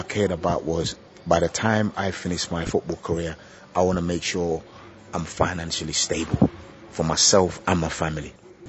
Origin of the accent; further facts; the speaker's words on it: England, United Kingdom; also born or lived in Gambia; I was born here in Gambia and left here at the age of 6. When I went to England, I got scouted playing for my school football team